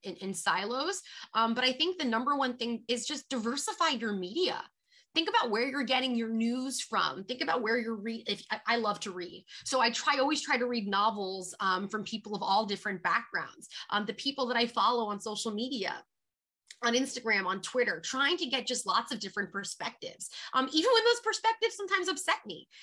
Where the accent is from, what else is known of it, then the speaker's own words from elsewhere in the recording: New York, United States; also born or lived in Philadelphia; I am from New York